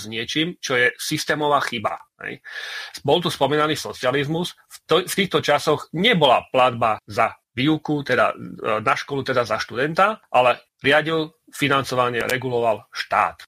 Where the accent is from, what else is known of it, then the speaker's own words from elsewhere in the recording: eastern Slovakia, Slovakia; u nás na východe